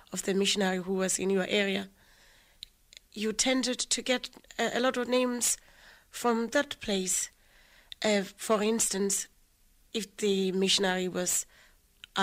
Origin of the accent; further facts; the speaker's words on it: Lesotho; moved away as an adult; now in Ireland; I grew up in a little place called Harabushuri